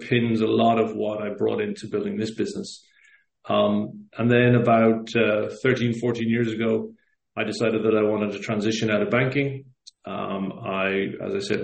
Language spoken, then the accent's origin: English; Cork, Munster, Ireland; moved away as an adult; now in Lisbon, Portugal; So I'm from Ireland originally. Grew up in Cork